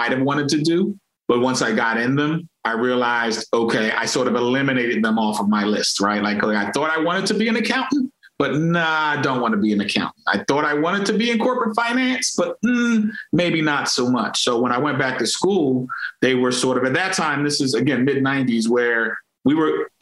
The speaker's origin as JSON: {"language": "English", "town": "Philadelphia", "region": "Pennsylvania", "country": "United States", "tie": "born or raised there", "said": "I'm from Philadelphia, born and raised in Philly"}